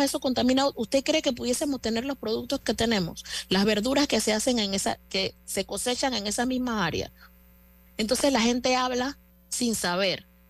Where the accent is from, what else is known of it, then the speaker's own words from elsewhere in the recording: Panama; yo como panameña